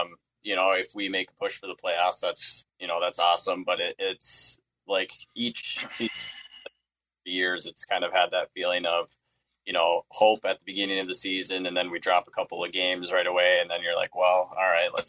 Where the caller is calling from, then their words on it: Annandale, Minnesota, United States; I'm coming from Annandale, Minnesota. So I'm a small town, about like an hour northwest of the cities.